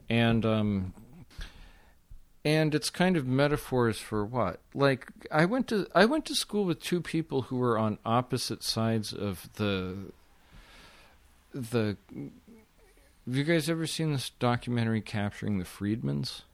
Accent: West Coast, United States; I'm from the West Coast. I'm from the shittiest part of the West Coast.

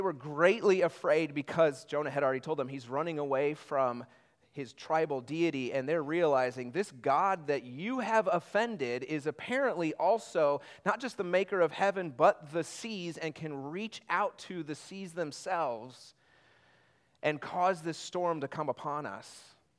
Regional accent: Indiana, United States; I'm from Indiana

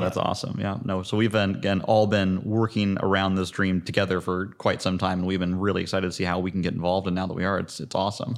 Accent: Zionsville, Indiana, United States; I'm Indianapolis native, born and raised in Zionsville

